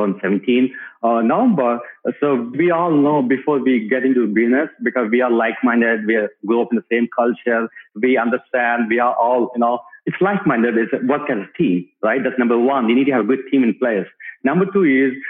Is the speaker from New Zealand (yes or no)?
no; India; moved away as an adult; now in Dallas, United States; myself and my wife came to the US in 2004. We grew up in India